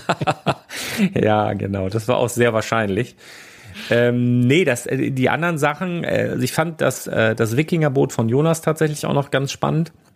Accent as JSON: {"language": "German", "region": "Northern Germany", "country": "Germany", "said": "ich bin Küstenkind hier, ne, ich bin Norddeutscher"}